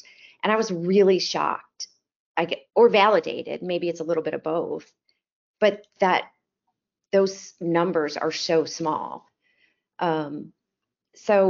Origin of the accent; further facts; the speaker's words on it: Chicago, Illinois, United States; moved away as an adult; now in Dallas, United States; I'm originally from Chicago, if my accent hasn't given that away yet. I grew up in the suburbs